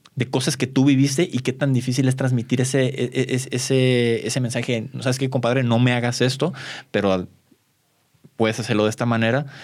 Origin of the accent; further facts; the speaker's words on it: Mexico; como mexicanos